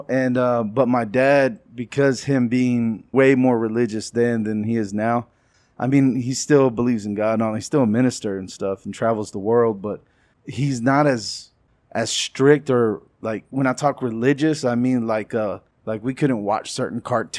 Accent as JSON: {"language": "English", "region": "Texas", "country": "United States", "said": "I acted out a lot. I was from West Texas. But we moved around a lot, too. I'm a PK. I'm a preacher's kid."}